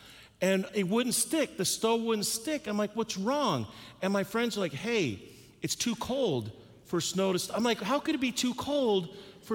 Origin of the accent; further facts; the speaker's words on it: Texas, United States; moved away as an adult; now in Minnesota, United States; my home state of Texas